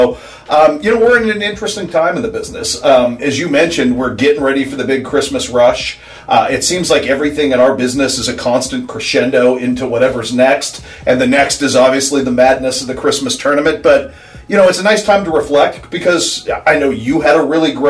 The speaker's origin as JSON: {"language": "English", "town": "Sacramento", "region": "California", "country": "United States", "tie": "born or raised there", "also_born_or_lived": "Columbia, Missouri / Los Angeles", "moved": "as an adult", "lives_now": "Quincy, United States", "said": "I grew up in Sacramento"}